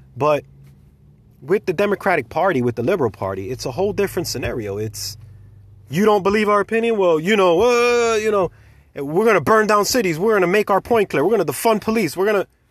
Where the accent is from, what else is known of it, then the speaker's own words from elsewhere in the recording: United States; I'm an American patriot